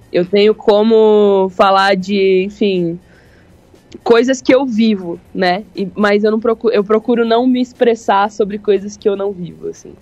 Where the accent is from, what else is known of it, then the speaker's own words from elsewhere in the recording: Londrina, Paraná, Brazil; eu sou de Londrina